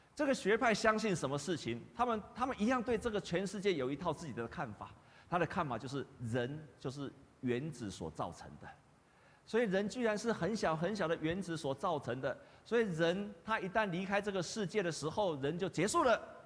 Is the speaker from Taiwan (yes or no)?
yes; Taiwan; 我们台湾人都会比较虚假嘛